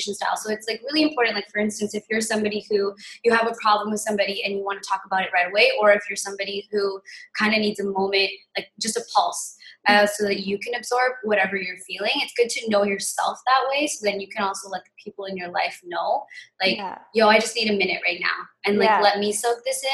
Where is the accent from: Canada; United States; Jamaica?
Canada; New Westminster, British Columbia; also born or lived in Victoria / Vancouver; I grew up in New West, so I grew up quite privileged